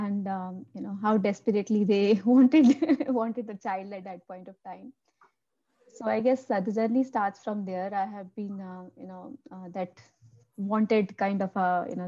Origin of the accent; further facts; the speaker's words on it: Amritsar, Punjab, India; moved away as an adult; also born or lived in Delhi; born and brought up in Amritsar